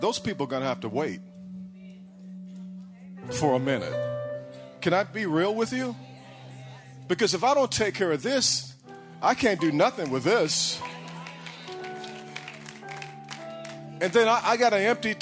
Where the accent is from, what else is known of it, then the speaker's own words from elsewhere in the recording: Illinois, United States; now in Texas, United States; I grew up in Illinois, so you had some ridiculous winters